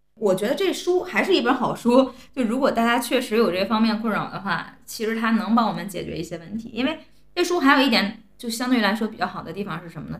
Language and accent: Chinese; China; 我们作为中国人